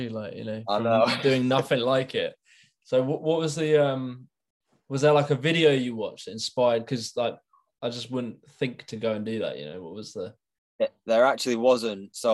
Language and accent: English; Wigan, North West England, United Kingdom; also born or lived in Manchester; that was in my hometown in Wigan.